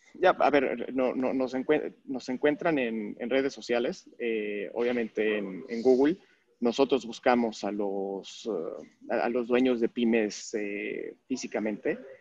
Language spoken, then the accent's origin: Spanish; Mexico; soy mexicano, ¿no? Y me, me, me, encanta, mi país